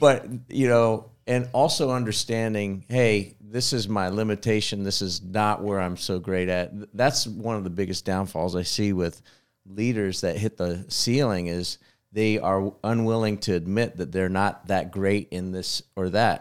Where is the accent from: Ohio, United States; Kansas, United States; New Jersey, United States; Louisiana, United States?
Kansas, United States; growing up in Kansas